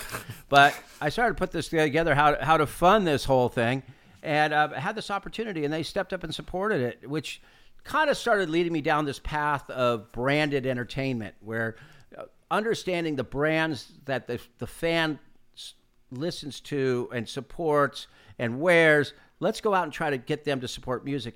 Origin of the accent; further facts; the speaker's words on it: California, United States; the shoe I grew up wearing in California. Your mom would dri-, drag you down to the L A County Fair